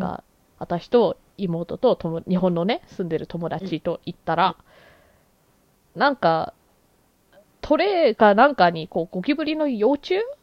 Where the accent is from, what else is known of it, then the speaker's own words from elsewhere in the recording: Canada; 私はやっぱりこうカナダで育ってる